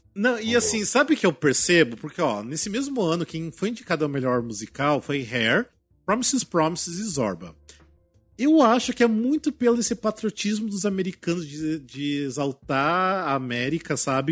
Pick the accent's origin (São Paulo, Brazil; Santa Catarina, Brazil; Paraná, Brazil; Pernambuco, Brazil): Paraná, Brazil; Cascavel; moved away; lá da minha cidade, em Cascavel